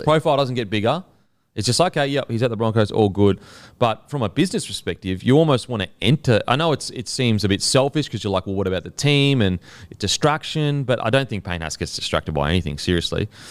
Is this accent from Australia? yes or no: yes; Australia; we're Australian